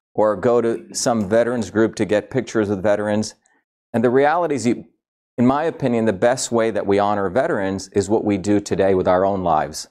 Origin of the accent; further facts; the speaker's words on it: India; moved away; I grew up in India.